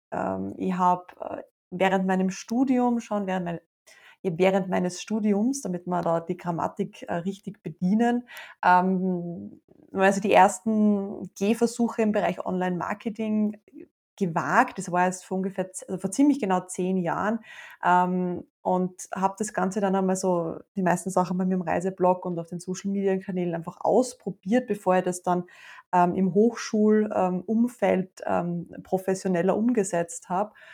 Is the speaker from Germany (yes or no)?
no; Austria; ich habe eine riesengroße Leidenschaft für meine Heimat schon immer